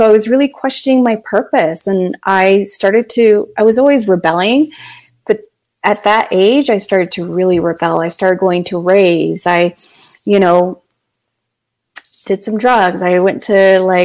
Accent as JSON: {"language": "English", "town": "London", "region": "Ontario", "country": "Canada", "tie": "born or raised there", "said": "I was born and raised in London, Ontario"}